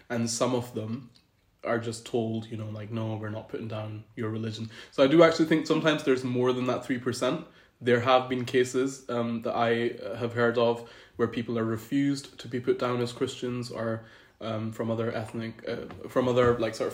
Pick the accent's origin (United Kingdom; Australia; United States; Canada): United Kingdom; Scotland; also born or lived in Pakistan; I was born in Pakistan, and that's where I lived for about 10 years. Um, so, I was a little kid, and then we moved to the UK. and then I've spent the last 17 years growing up in Great Britain, mm-hmm. majorly in Scotland.